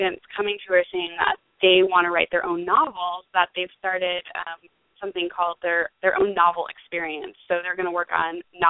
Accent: Pennsylvania, United States; now in St. Augustine, United States; I just got to go home to my hometown in Pennsylvania and speak at my old high school

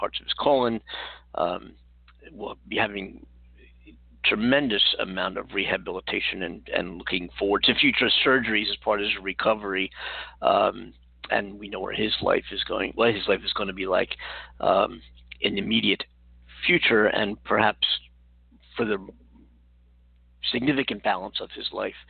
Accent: Philadelphia, Pennsylvania, United States; now in California, United States; I'm from Philadelphia

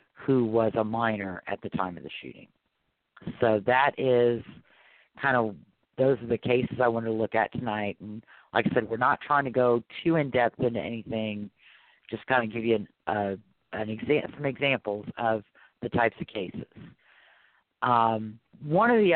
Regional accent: Louisiana, United States; also born or lived in Arkansas; I'm from Louisiana.

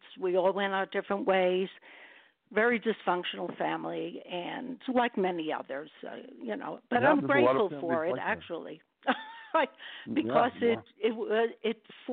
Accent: New York City, New York, United States; I was born and raised in Brooklyn

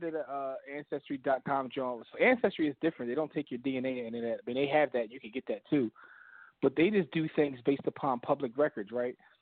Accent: Philadelphia, Pennsylvania, United States; I came from Philly

